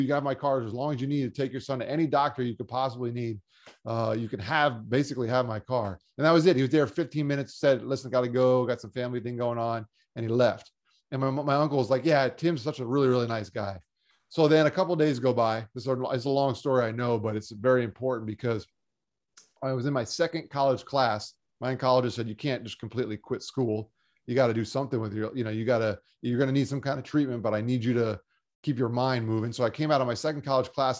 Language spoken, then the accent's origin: English; South Florida, United States; also born or lived in Long Island, New York; Grew up down here in South Florida playing sports and going to school